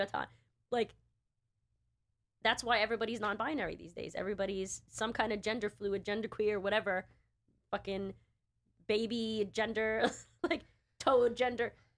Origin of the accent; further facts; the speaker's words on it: New York, United States; I'm a New Yorker